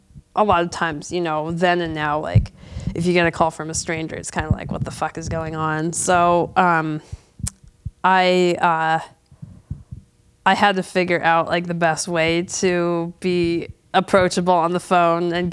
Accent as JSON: {"language": "English", "town": "Calabasas", "region": "California", "country": "United States", "tie": "born or raised there", "moved": "as an adult", "lives_now": "Lompoc, United States", "said": "I'm from Calabasas"}